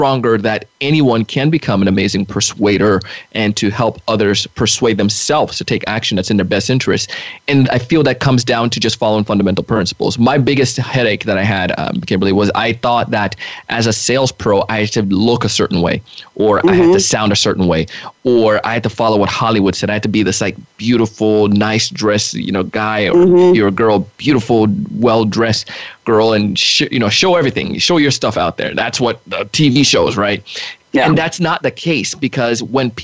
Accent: Jamaica; moved away; I grew up in Jamaica, and one of the things I've always learned as a kid selling in Jamaica

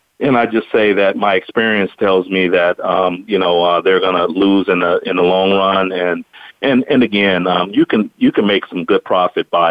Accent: Bay Area, California, United States; I'm from the Bay Area

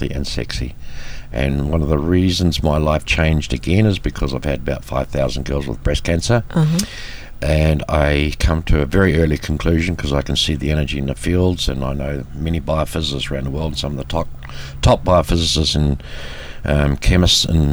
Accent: New Zealand; Born and bred in New Zealand by Swiss immigrant parents, brought up in rural dairy country in New Zealand

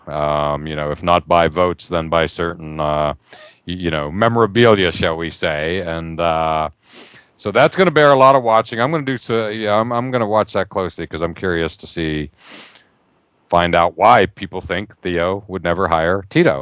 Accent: Pittsburgh, Pennsylvania, United States; growing up in Pittsburgh, uh, following the Steelers since I was a kid

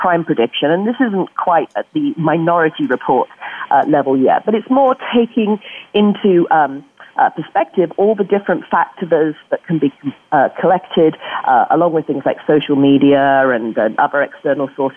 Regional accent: Yorkshire and the Humber, United Kingdom; now in Bay Area, United States; my home country, West Yorkshire

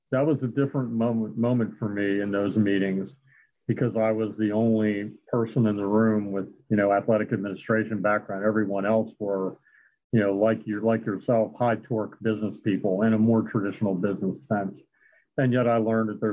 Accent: Wilmington, Delaware, United States; I grew up in Wilmington, Delaware

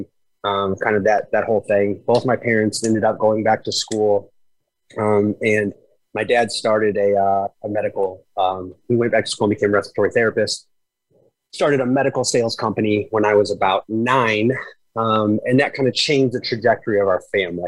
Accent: Granite City, Illinois, United States; I was born in a city called Granite City, Illinois. It is a suburb of St. Louis, Missouri. It is a steel town

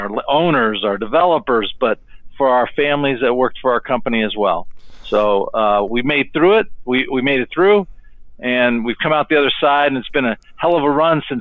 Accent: Sierra Vista, Arizona, United States; moved away as an adult; now in Phoenix, United States; I'm from Sierra Vista, Arizona, which is in southern Arizona, about 15 minutes from the Mexico border

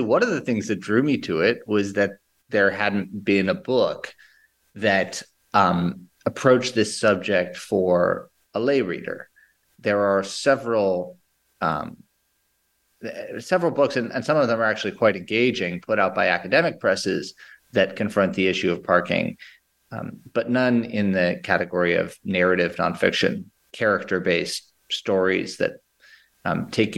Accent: New York City, New York, United States; I grew up in New York City in Lower Manhattan

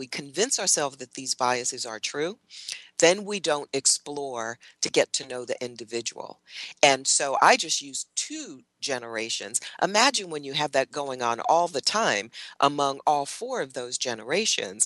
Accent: New Jersey, United States; moved away; I grew up in New Jersey

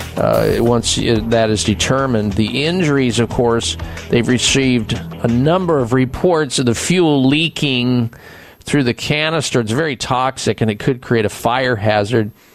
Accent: Midwest, United States; growing up in the Midwest

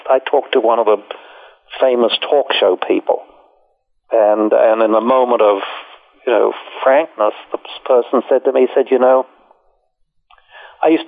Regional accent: Australia; moved away; I came here from Australia and I stayed and.

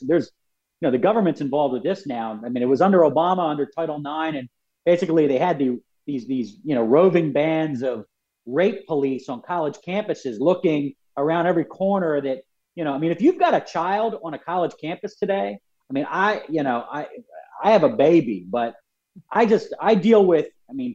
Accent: Philadelphia, Pennsylvania, United States; we're from Philadelphia already. I'm Irish Catholic

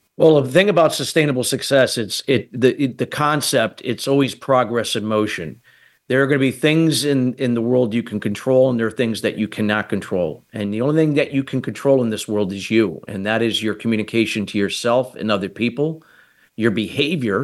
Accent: United States; I'm from the United States

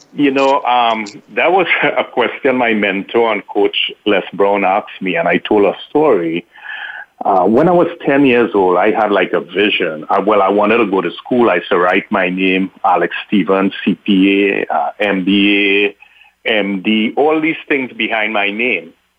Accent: Trinidad & Tobago; moved away; I grew up in Trinidad

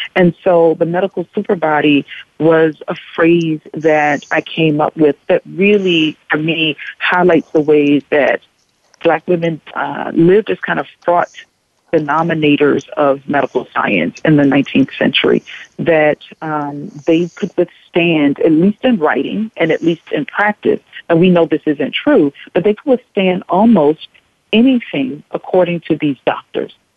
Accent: Kingstree, South Carolina, United States; moved away; a black woman growing up in a very small southern town in South Carolina

